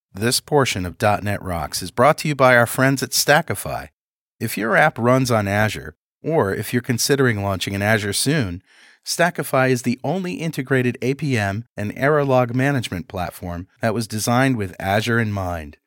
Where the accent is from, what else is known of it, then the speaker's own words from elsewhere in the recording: United States; I'm American